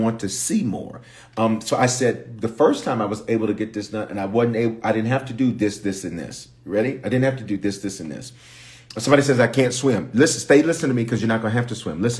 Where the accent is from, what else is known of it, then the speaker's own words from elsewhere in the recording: Memphis, Tennessee, United States; also born or lived in Denver, Colorado; I was born in Denver, but reared in Memphis